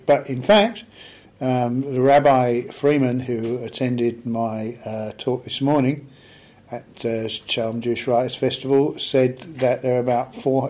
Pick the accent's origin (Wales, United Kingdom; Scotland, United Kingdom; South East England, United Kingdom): South East England, United Kingdom; Aldershot; I grew up in Aldershot in Hampshire in the UK